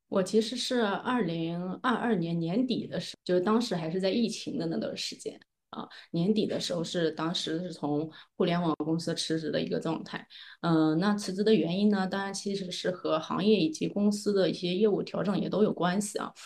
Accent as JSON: {"language": "Chinese", "region": "Anhui", "country": "China", "tie": "born or raised there", "moved": "as an adult", "lives_now": "Shanghai, China", "said": "在我上大学之前呢，我其实一直是在安徽生活和长大的"}